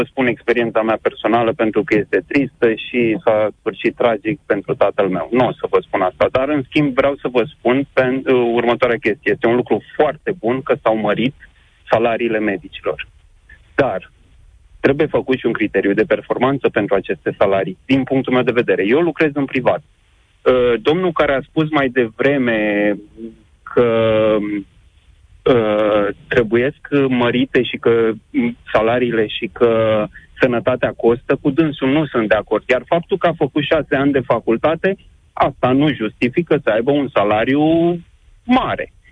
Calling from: Pitești, Argeș, Romania; Bună ziua, sunt din Pitești.

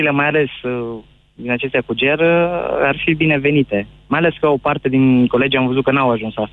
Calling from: Brașov, Brașov County, Romania; Brașov. Am văzut că ați fost ascultat puternic astăzi de, de oameni din Brașov.

